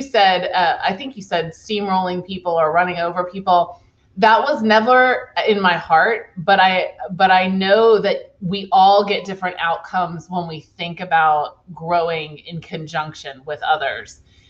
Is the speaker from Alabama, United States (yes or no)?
no; Charlottesville, Virginia, United States; born there; also born or lived in Fredericksburg, United States / Orlando, United States / San Francisco Bay Area; I was born in Charlottesville, Virginia, and then I lived in a few different places. Fredericksburg, Virginia. I lived in Florida, Orlando, Florida. I lived in Northern Virginia.